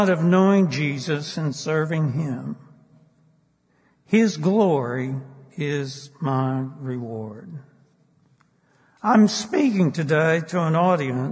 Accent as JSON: {"language": "English", "country": "United States", "said": "as a teenager, when I traveled in Europe, in the Middle East, as an American"}